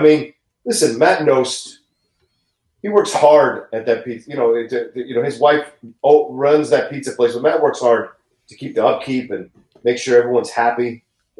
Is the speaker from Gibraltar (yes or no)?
no; Bolivia; raise some llamas that I can import from South America from my home country of Bolivia